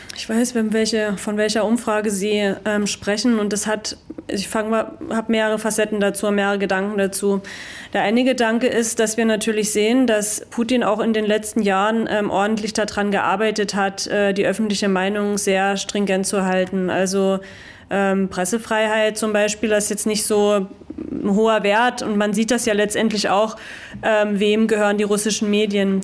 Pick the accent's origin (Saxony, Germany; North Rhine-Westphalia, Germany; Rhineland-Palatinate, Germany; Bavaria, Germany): Saxony, Germany; Görlitz; ich bin halt aus Görlitz